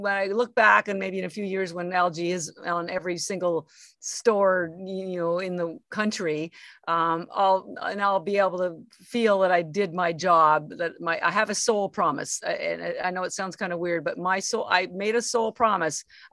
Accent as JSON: {"language": "English", "country": "Canada", "said": "I'm Canadian. And so, you know, I had three jobs to put myself through school"}